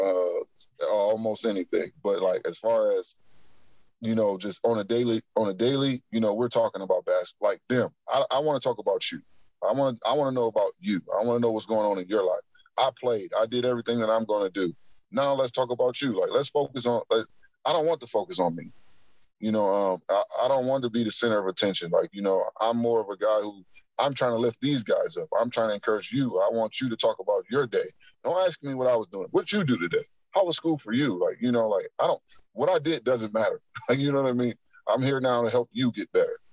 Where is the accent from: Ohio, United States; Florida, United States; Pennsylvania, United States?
Ohio, United States; Akron; I'm from Akron